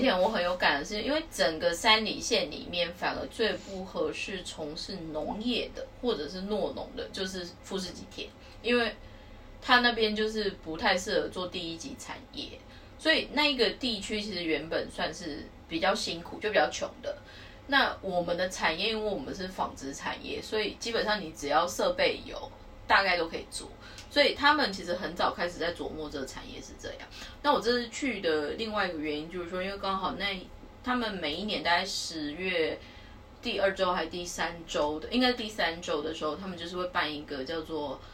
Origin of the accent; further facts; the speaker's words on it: Taiwan; 我们台湾人